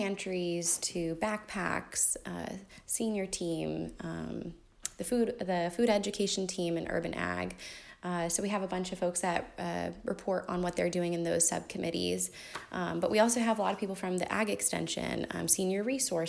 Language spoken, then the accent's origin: English; California, United States; now in High Point, United States; I'm originally from California